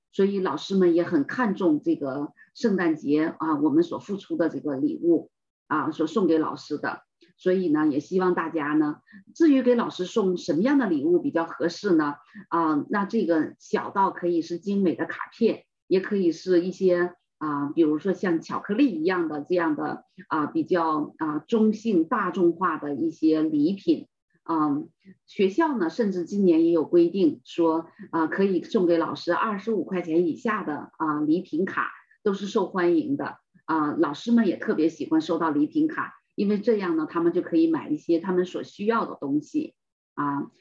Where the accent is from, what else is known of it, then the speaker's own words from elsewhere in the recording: China; 我们中国人